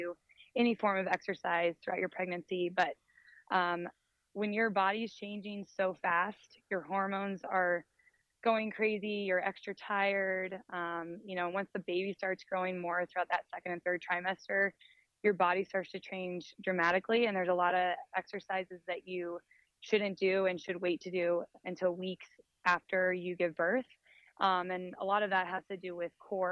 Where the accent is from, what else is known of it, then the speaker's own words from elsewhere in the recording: Scottsdale, Arizona, United States; I grew up here in Scottsdale, Arizona